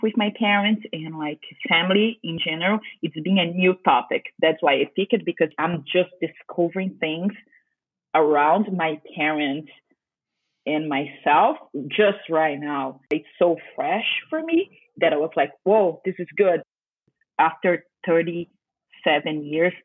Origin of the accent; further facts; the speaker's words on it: Brazil; I'm from Brazil